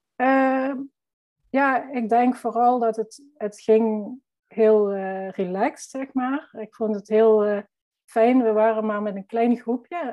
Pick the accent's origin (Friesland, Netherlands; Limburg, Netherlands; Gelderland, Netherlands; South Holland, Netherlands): Limburg, Netherlands; accent: Limburg; ik ben fotograaf uit Limburg. Dat zal je vast wel horen.